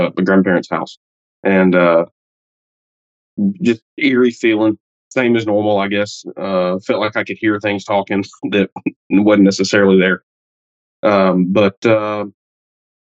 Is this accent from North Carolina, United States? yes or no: no; Alabama, United States; I'm from Alabama in the United States